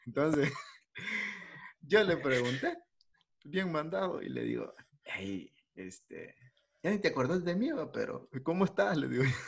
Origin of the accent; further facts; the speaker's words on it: El Salvador; yo soy de, de El Salvador